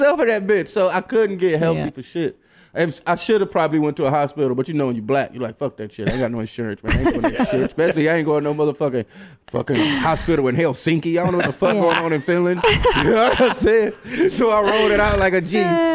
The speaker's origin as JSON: {"language": "English", "region": "Michigan", "country": "United States", "said": "I'm from Michigan"}